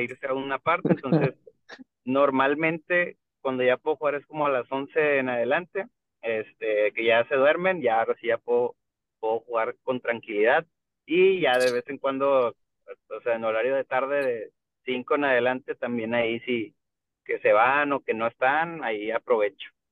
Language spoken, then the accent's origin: Spanish; Monterrey, Nuevo León, Mexico; Soy de aquí también de Monterrey, Nuevo León. Aquí nacido y crecido.